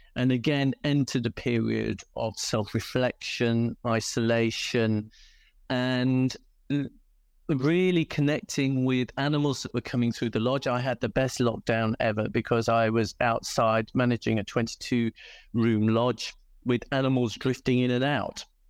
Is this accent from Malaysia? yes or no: no; United Kingdom; accent: British; moved away as an adult; now in South Africa; I'm British, as you can probably tell by the accent, and used to breed dogs, in fact, before coming to South Africa